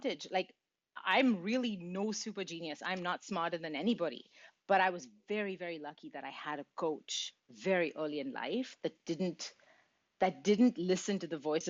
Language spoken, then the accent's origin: English; Mumbai, Maharashtra, India; now in Montreal, Canada; I grew up in India, in Mumbai. I live in Montreal now, but I grew up in India